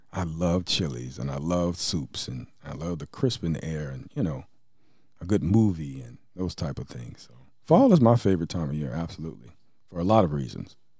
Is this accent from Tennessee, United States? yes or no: yes; Franklin, Tennessee, United States; also born or lived in Nashville, Tennessee; now in Fredericton, Canada; Tennessee, my home state, by the way. If anybody didn't know, I was born in Nashville, raised in Franklin